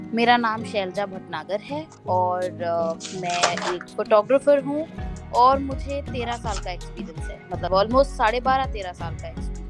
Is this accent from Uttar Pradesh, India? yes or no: yes; Noida, Uttar Pradesh, India; मैं नोएडा से हूँ तो जामिया में पढ़ना ज़्यादा बेटर लगा क्योंकि घर के पास है